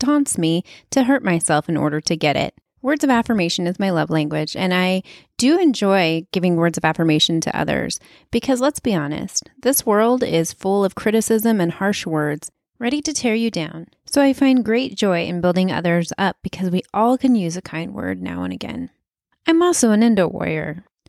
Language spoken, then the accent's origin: English; Wyoming, United States; moved away; I'm from Wyoming